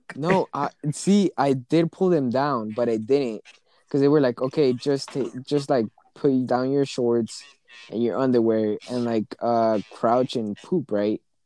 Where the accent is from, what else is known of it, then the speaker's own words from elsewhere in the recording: United States; It's my parents' home country because I was born here in the U.S.